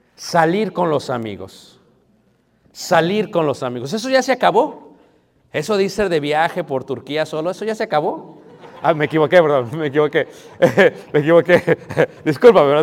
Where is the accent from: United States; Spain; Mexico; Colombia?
United States; yo soy de Estados Unidos